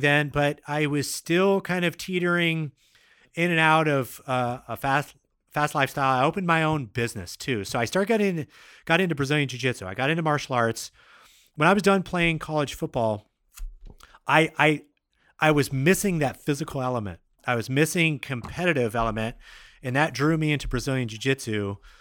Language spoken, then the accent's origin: English; Seattle, Washington, United States; also born or lived in Midwest; I've basically been born and raised in Seattle, Washington